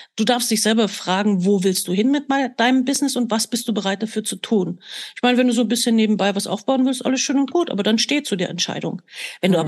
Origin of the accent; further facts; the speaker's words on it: Germany; ich bin ja damals in der DDR geboren